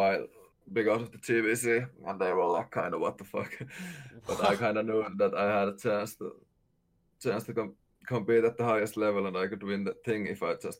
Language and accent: English; Finland; I'm 19 years old, and I'm from Finland.